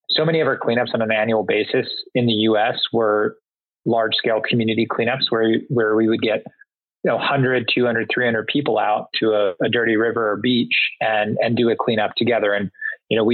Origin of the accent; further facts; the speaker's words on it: Singapore; moved away; I grew up predominantly in Southeast Asia and Singapore